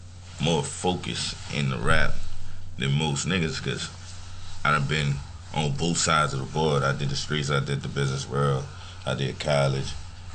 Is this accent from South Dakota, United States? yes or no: no; New Orleans, Louisiana, United States; I'm from New Orleans. Yeah, I'm a Ninth Ward guy, Ninth Ward nigga.